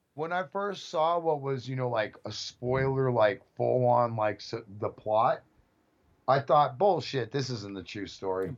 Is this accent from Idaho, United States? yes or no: no; Bay Area, California, United States; growing up in the Bay Area